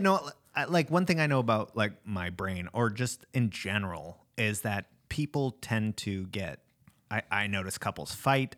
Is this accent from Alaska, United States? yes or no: yes; Alaska, United States; when you're from Alaska